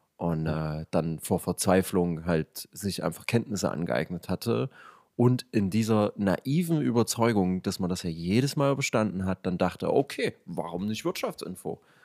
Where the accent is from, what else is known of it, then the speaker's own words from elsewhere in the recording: Leipzig, Saxony, Germany; accent: East German; wir sind beide ähm, Leipziger